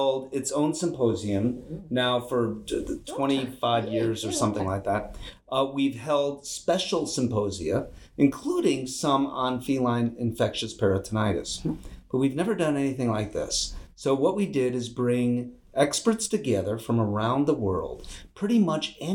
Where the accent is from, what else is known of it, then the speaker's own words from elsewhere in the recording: Chicago, Illinois, United States; I am from Chicago.